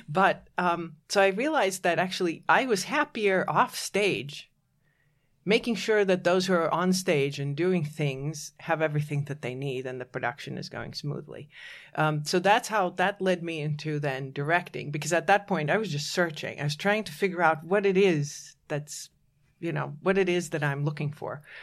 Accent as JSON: {"language": "English", "country": "Latvia", "tie": "born or raised there", "moved": "yes", "said": "I was born in Latvia"}